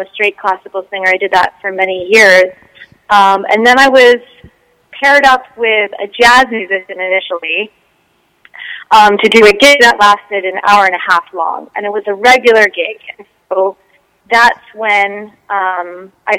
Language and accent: English; California, United States; I was born and raised in California